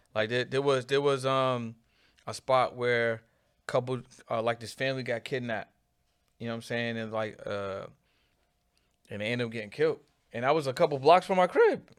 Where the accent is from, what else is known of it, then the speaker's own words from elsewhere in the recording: Boston, Massachusetts, United States; I'm from an area called Mattapan